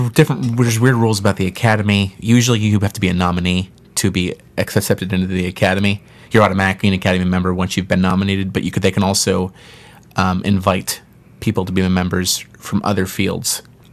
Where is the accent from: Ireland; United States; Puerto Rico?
Ireland; We're both Irish, so it's like...